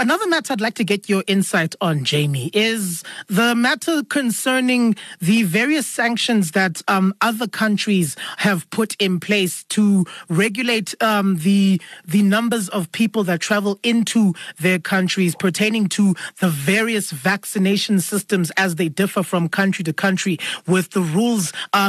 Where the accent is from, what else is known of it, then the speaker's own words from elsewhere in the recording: South Africa; us as South African citizens.